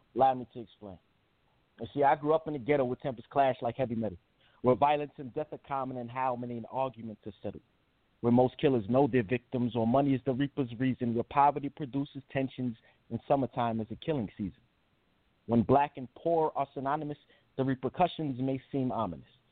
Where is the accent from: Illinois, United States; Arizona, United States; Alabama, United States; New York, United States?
New York, United States; also born or lived in New Jersey; I grew up um with my mother in New York